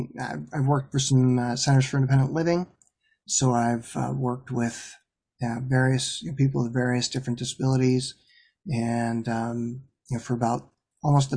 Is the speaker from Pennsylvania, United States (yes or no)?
yes; Ashland, Pennsylvania, United States; moved away; I grew up in a real small town